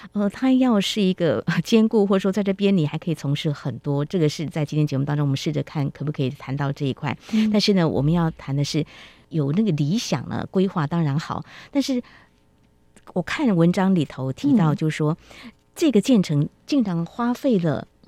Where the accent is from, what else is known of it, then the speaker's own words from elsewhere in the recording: Taiwan; 去那边就看到我们台湾人的元素。